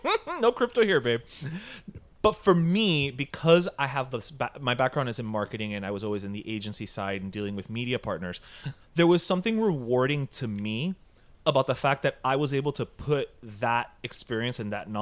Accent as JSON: {"language": "English", "region": "New York", "country": "United States", "said": "Like, as we always say, we're Tucumamiedos from Westchester."}